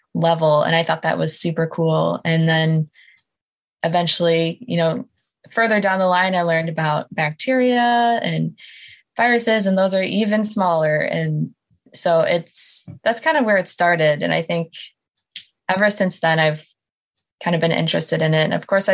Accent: Michigan, United States; also born or lived in Wisconsin; So I grew up in Michigan, and I just kind of jumped across the pond and did undergrad and then came right back here for grad school

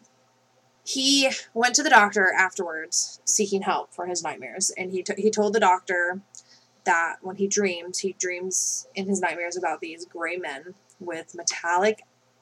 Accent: Arkansas, United States; now in Maine, United States; I'm from Arkansas.

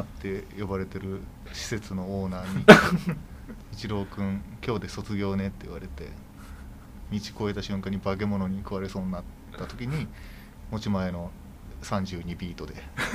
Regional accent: Okayama, Japan; 千九百八十六年に、あの、岡山県で生まれて

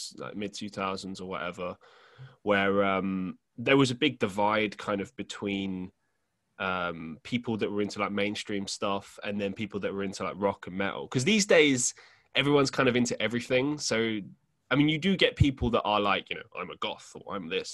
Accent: London, United Kingdom; moved away as an adult; also born or lived in Estonia; now in Manchester, United Kingdom; I lived in a suburb in West London, or Northwest London, I should say, an area called Hillingdon

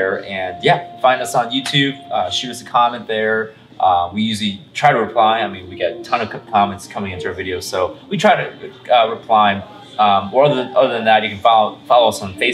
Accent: Illinois, United States; Illinois, which is my home state

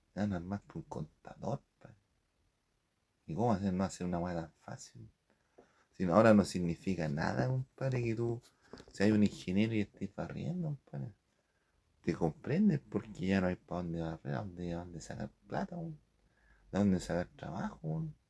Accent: Chile; aquí en Chile

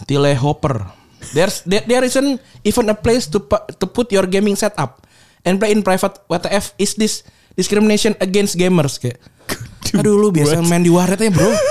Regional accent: Bekasi, West Java, Indonesia; gue gue besar di Bekasi

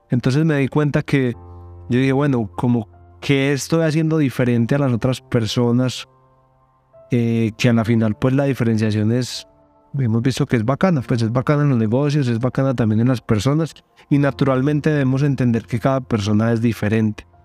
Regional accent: Colombia; Yo soy colombiano, tengo 33 años

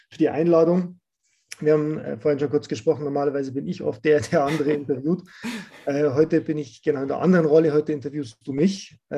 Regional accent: Rosenheim, Bavaria, Germany; Da haben wir das erste Event in, in Rosenheim gemacht, in meiner Heimatstadt

